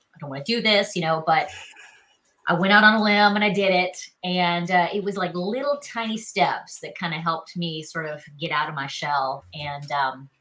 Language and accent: English; Charleston, South Carolina, United States; accent: Southern; moved away as an adult; also born or lived in Los Angeles; now in Nashville, United States; I'm from Charleston, South Carolina. I'm kind of a hometown girl